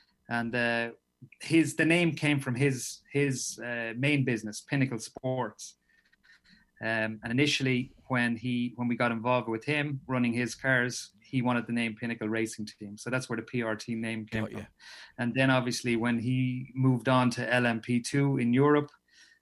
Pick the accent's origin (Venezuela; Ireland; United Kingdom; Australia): Ireland; moved away as an adult; as an Irishman living abroad